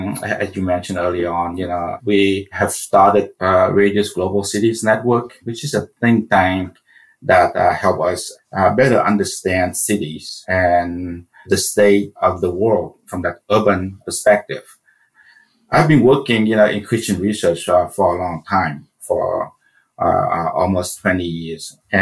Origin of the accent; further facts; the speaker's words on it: Central Vietnam, Vietnam; I was born in Vietnam, as my name suggests, during the Vietnam War.